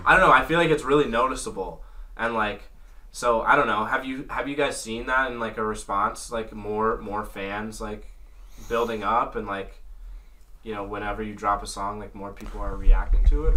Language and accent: English; North Carolina, United States; I'm from the South. I'm from North Carolina.